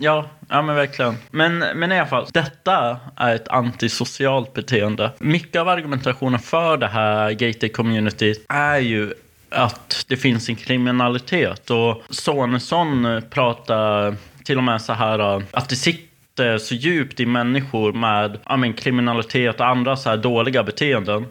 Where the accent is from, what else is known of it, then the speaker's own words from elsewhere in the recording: Sweden; Vi faktiskt låste inte dörren när jag växte upp. Men jag bodde ju också i Grisbacka